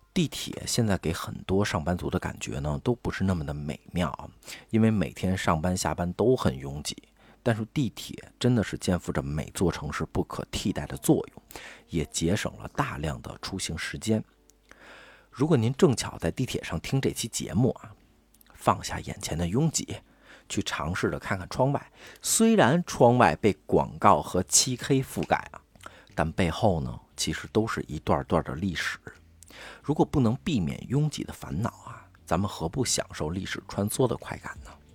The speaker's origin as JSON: {"language": "Chinese", "region": "Beijing", "country": "China", "tie": "born or raised there", "said": "我从小就在东四长大，东四十条地铁站也下去过无数次了"}